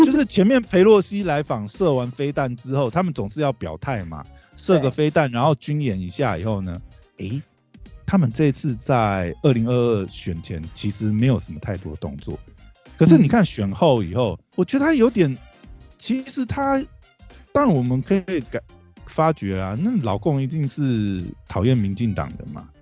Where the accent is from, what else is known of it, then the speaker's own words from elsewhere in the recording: Taiwan; 我们台湾人